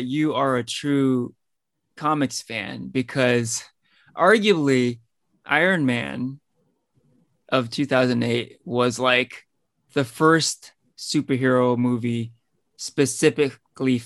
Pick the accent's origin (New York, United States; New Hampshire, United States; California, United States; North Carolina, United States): California, United States; Danville; I grew up in Danville, which is basically right next to San Ramon